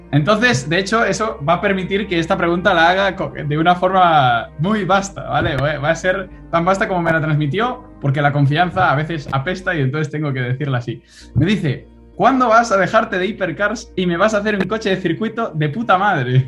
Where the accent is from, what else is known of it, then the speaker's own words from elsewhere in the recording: Spain; moved away as an adult; also born or lived in Vigo / Málaga; now in London, United Kingdom; nosotros como estudiantes españoles